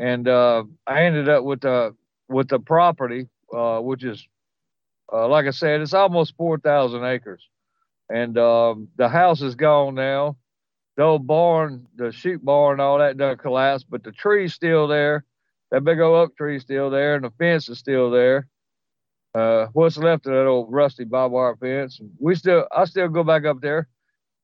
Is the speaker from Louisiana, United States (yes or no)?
yes; Louisiana, United States; I'm from Louisiana